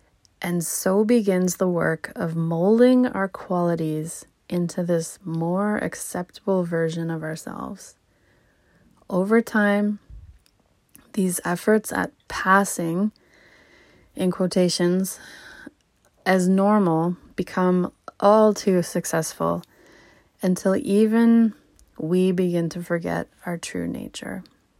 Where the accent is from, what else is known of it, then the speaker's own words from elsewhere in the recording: Charlottetown, Prince Edward Island, Canada; also born or lived in Alberta; I was born in Alberta. We lived in a bunch of different towns in Alberta. And then we moved east. And so eventually, by the time I left for university, we lived in Charlottetown, Prince Edward Island